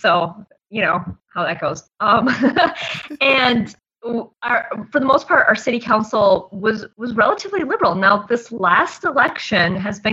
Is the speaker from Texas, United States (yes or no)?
no; Appleton, Wisconsin, United States; also born or lived in Calumet County, Wisconsin; I've lived in Appleton my entire life. I grew up in Outer Game County, but my whole adult life pretty much has been in Calumet County.